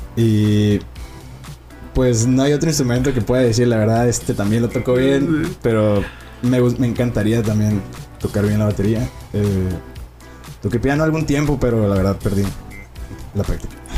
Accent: Puerto Peñasco, Sonora, Mexico; now in Tijuana, Mexico; yo soy de Sonora, Puerto Peñasco, Sonora

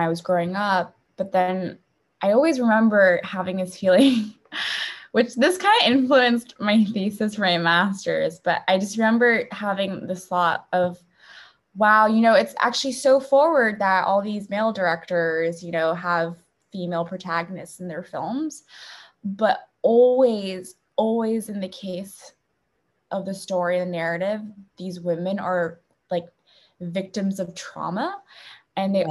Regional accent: Beijing, China; moved away; I grew up in Beijing

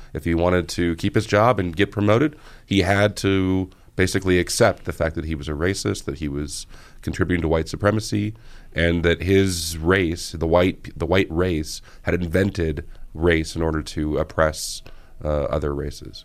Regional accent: California, United States; moved away as an adult; now in Colorado, United States; I grew up in California, public schools.

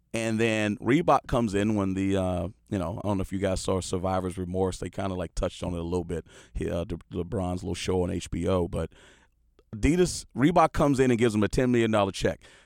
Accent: Houston, Texas, United States; moved away as an adult; also born or lived in Villanova, Pennsylvania; when I was a kid in Houston, Texas

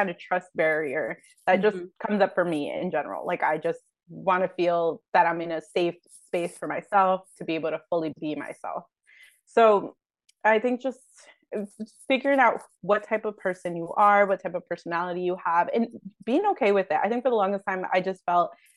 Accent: New Jersey, United States; moved away as an adult; also born or lived in Barcelona; I grew up in New Jersey

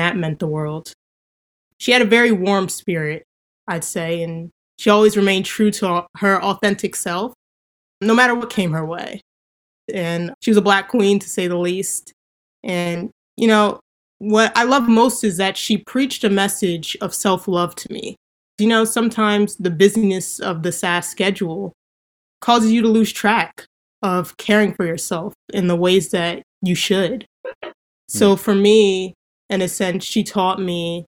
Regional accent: Somerset, New Jersey, United States; I'm from Somerset, New Jersey

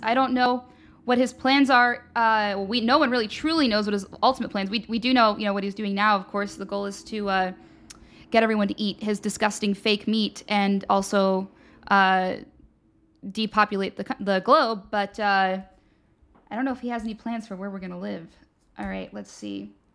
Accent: Pennsylvania, United States; I'm from Pennsylvania

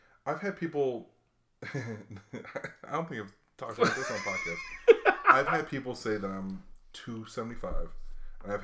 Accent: Hawaii, United States; hey man, I was a kid growing up in Hawaii. I'm a biracial kid growing up in Hawaii.

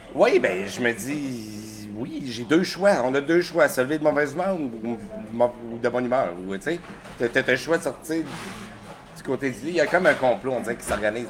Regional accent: Sorel-Tracy, Quebec, Canada; also born or lived in Sept-Îles (birthplace, ASR unclear); J'ai déménagé dans le coin de Sorel-Tracé à 8 ans

